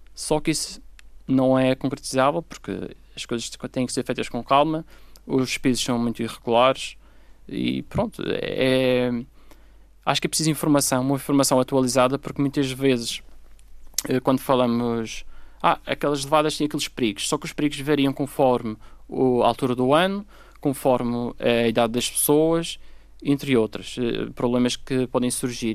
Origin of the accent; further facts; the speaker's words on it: Madeira, Portugal; nós, como madeirenses